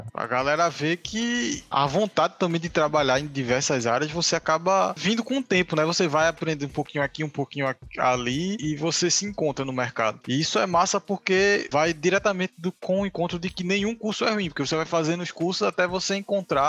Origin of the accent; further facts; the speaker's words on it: Jaboatão dos Guararapes, Pernambuco, Brazil; also born or lived in Recife; Eu não saí de Pernambuco, mas eu também saí do Recife. Voltei para Jaboatão